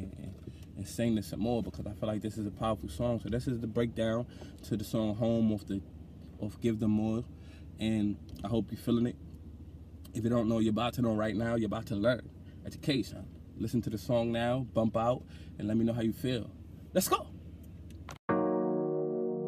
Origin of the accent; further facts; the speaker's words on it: New York, United States; also born or lived in Bronx, New York / Brownsville, Brooklyn; I was born in Lincoln Hospital, and I lived in Mitchell Projects in the Bronx for the first 10 years of my life